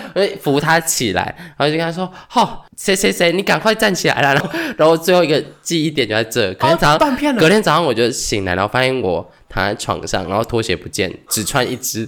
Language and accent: Chinese; Taiwan; 我们是台湾人